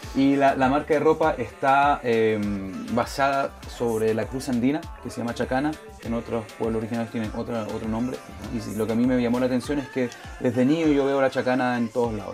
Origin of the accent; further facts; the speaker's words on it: Montreal, Quebec, Canada; also born or lived in Chile; entonces creciendo en eso, aquí en Montreal eh, fue lo, fue lo que uno creció en eso